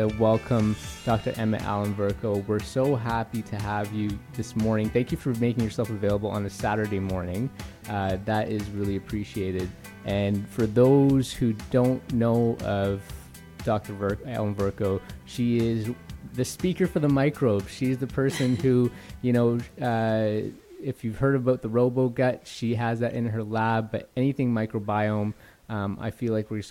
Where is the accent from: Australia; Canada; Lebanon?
Canada; Ontario; I'm from Ontario